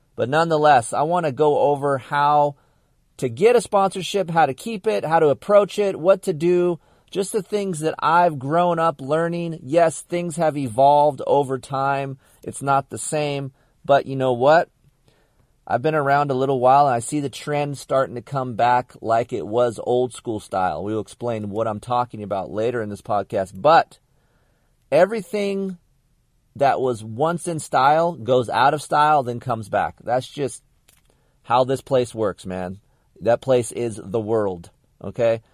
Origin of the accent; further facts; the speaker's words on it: California, United States; I grew up in Asparagus, California, desert guy